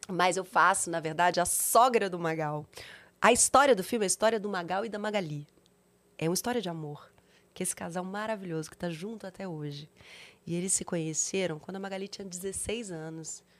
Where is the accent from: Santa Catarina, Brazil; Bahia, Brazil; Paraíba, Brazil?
Bahia, Brazil; moved away; sou baiana